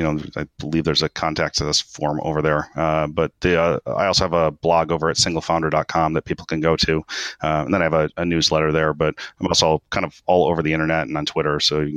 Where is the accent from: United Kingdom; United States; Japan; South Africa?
Japan; born there; I was born in Japan.